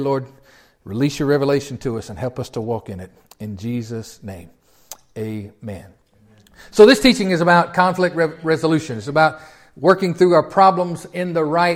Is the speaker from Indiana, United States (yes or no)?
no; Tennessee, United States; I'm from Tennessee.